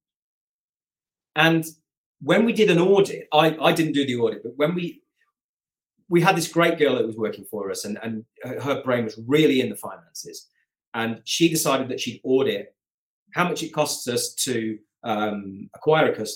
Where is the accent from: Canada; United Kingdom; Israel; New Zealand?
United Kingdom; Coventry, West Midlands; moved away; I'm originally from Coventry in the heart of England